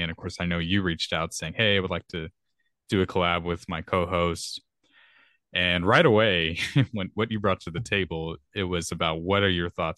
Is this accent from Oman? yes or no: no; Texas, United States; I'm a Texan. So if I say y'all a lot in this podcast, well, I guess that's my natural accent.